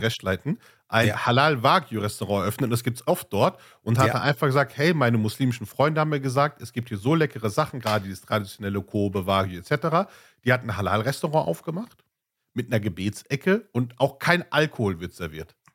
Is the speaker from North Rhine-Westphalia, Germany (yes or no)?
yes; Ruhr area, North Rhine-Westphalia, Germany; ich komme aus dem Ruhrgebiet